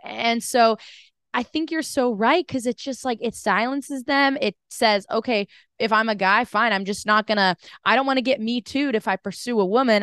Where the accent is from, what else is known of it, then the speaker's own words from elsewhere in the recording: United States; being an American